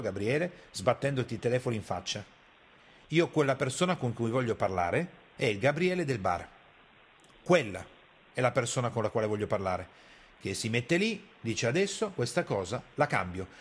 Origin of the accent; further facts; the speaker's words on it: Piedmont, Italy; io sono piemontese e arrivo da quella cultura lì